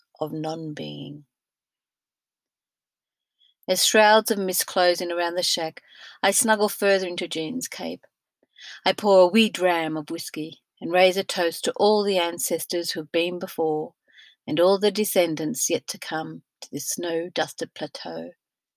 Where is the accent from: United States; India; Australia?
Australia; Being Australian-born and not much travelled globally until my 50s